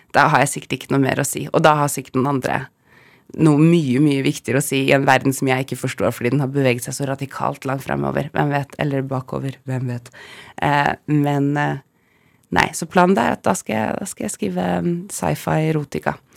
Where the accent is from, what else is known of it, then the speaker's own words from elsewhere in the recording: Bodø, Nordland, Norway; now in Oslo, Norway; jeg er født i Bodø